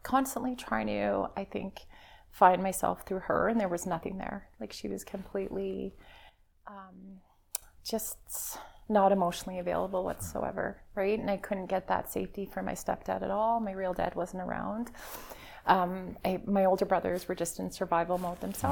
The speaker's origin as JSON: {"language": "English", "town": "Calgary", "region": "Alberta", "country": "Canada", "tie": "born or raised there", "said": "I grew up in Calgary"}